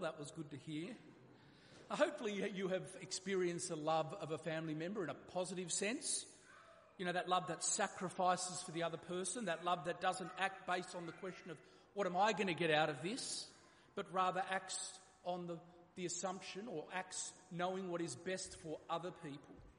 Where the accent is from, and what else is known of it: Australia